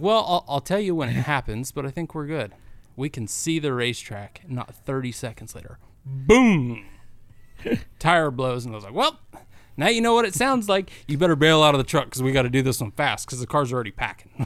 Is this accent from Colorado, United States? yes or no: yes; Cortez, Colorado, United States; now in Indiana, United States; Cortez is my hometown